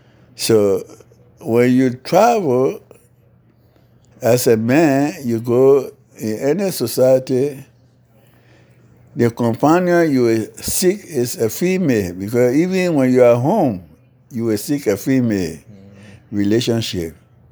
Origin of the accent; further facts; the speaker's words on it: Liberia; now in North Carolina, United States; So when I came from Liberia, I came strictly to them in North Carolina and still remain in North Carolina.